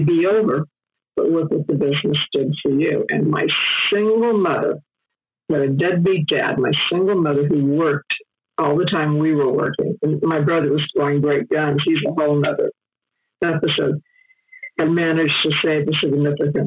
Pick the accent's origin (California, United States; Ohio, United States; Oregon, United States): California, United States; Los Angeles; I was raised in Hollywood